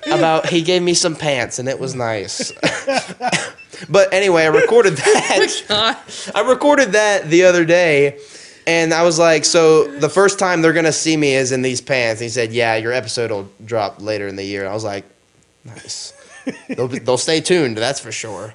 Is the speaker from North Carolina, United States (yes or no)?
yes; Gastonia, North Carolina, United States; also born or lived in New York; this was like in my hometown